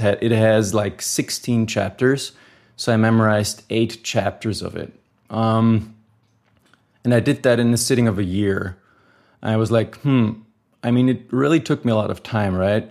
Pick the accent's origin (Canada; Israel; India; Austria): Austria; I am from Austria